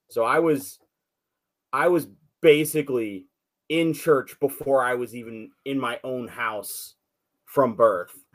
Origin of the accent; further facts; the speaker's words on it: California, United States; also born or lived in Gallup, New Mexico / Southwest; now in Central Texas, United States; I uh, I was born in Gallup, New Mexico and grew up off and on all through the Southwest, and then spent uh, my teen years and a little before and after uh, in Northern California. And I now live with my wife and kids in Central Texas